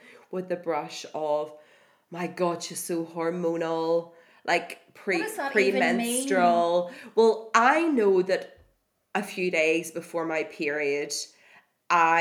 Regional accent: Ireland; as Irish people

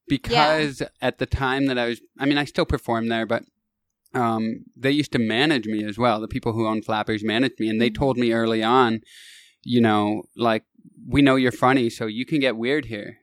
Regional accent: Kitchener, Ontario, Canada; moved away as an adult; also born or lived in Toronto; now in Los Angeles, United States; That's not where I moved from, but that's my hometown.

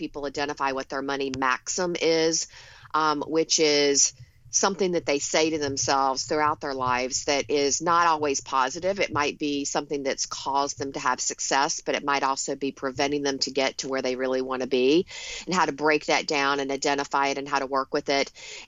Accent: the South, United States; now in Long Island, United States; Well, a little bit about me. I grew up in the South. I live in Long Island in New York now, but go back to the South often.

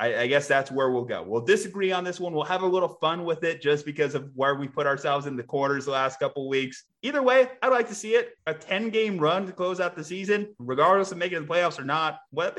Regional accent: New Mexico, United States; I grew up around the New Mexico Bowl.

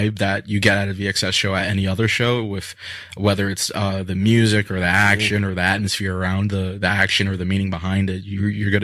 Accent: New York City, New York, United States; I'm from Brooklyn.

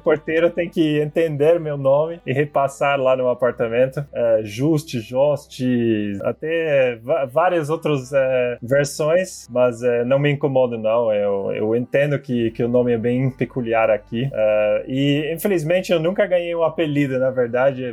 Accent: Sittard, Limburg, Netherlands; Portuguese is a second language; moved away as an adult; now in Brazil; eu sou holandês, eu nasci e cresci na Holanda

